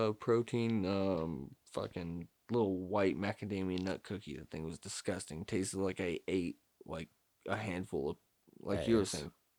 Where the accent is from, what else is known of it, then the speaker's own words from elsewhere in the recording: United States; I'm an American.